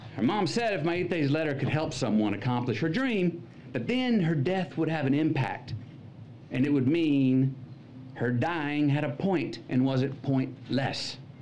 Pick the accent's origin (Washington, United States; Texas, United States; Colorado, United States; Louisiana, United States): Texas, United States; Uvalde; moved away; my stories from my hometown, Uvalde